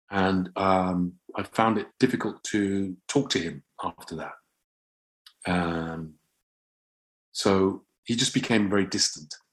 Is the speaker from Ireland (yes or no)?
no; England, United Kingdom; I thought I'm, I'm English. So I, I think I didn't differentiate